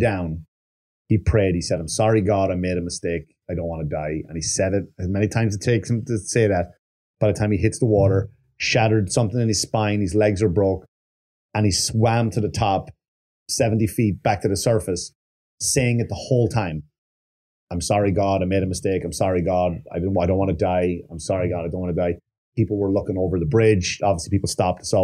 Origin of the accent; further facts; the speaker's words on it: Wexford, Leinster, Ireland; Wexford colors, my hometown.